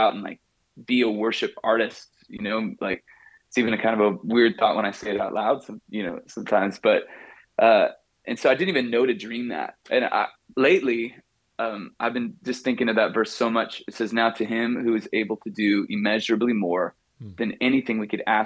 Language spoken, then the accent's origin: English; San Diego, California, United States; also born or lived in Costa Mesa, Orange County, California; So I said born and raised in San Diego